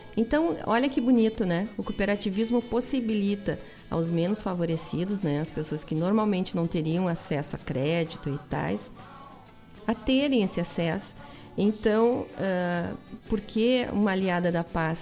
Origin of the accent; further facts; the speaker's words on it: Guaíba, Rio Grande do Sul, Brazil; eu nasci em Guaíba e o povo é bacana